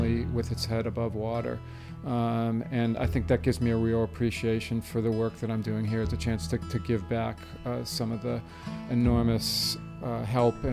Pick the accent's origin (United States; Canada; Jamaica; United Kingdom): United States; just outside of Cleveland, Ohio; I grew up in just outside of Cleveland, Ohio.